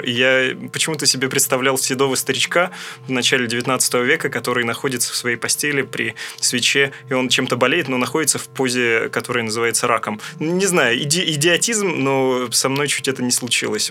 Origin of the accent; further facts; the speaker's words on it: Russia; moved away; в моем родном городе, это небольшой райцентр, расположенный на берегу великой русской реки Камы